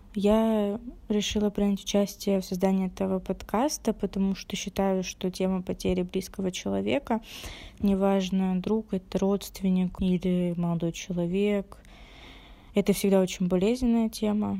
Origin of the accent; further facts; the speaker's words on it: Rostov-on-Don, Rostov Oblast, Russia; мне 19 лет, я из Ростова-на-Дону